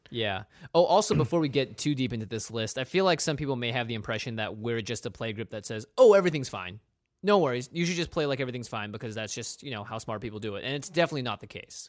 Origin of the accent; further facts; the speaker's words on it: Pacific Northwest, United States; We grew up in the Pacific Northwest.